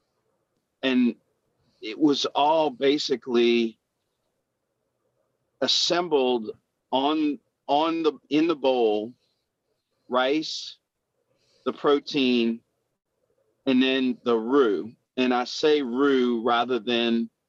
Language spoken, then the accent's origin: English; Louisiana, United States; I'm from Louisiana